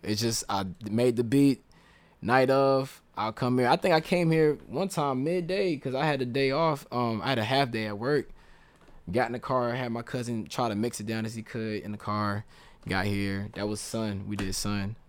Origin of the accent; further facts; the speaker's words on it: the South, United States; I'm from the South